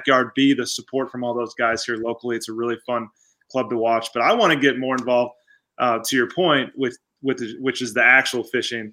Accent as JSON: {"language": "English", "town": "Arlington Heights", "region": "Illinois", "country": "United States", "tie": "born or raised there", "said": "I grew up in Arlington Heights, and my wife's originally from Evanston, Illinois."}